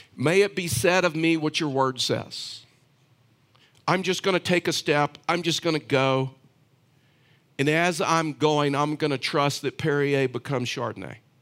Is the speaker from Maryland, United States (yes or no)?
no; Texas, United States; I was raised, um, in Texas.